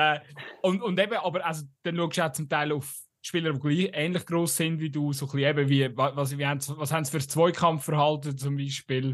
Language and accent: German; Aargau, Switzerland; ich komme halt aus dem Aargau